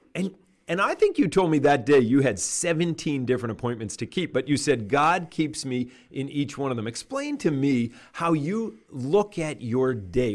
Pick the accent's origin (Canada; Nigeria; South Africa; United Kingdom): Canada; I'm a Canadian and we grew up in canoes